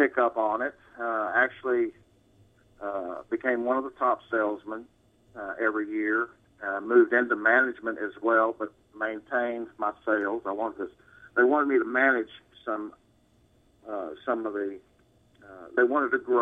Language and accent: English; Houston, Texas, United States; I grew up here in Houston, Texas